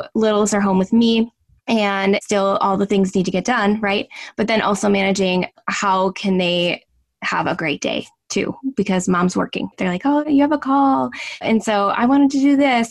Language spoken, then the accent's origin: English; Northern Wisconsin, United States; I'm from Northern Wisconsin